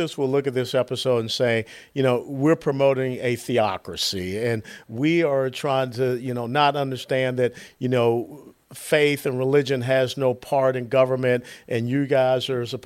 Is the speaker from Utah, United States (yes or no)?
no; Atlanta, Georgia, United States; moved away; my hometown, Atlanta, Georgia